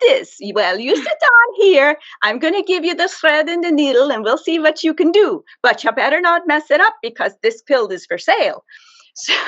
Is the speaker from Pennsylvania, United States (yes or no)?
yes; Harrisburg, Pennsylvania, United States; accent: Pennsylvania Dutch; I grew up in Harrisburg, Pennsylvania, just outside the city limits, in a tiny little house.